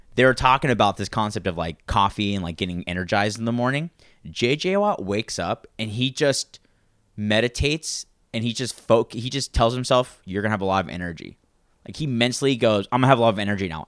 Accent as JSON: {"language": "English", "town": "Santa Maria", "region": "California", "country": "United States", "tie": "born or raised there", "said": "I grew up in Santa Maria, so it was very, uh, a lot of, there's a lot of Mexican families in Santa Maria"}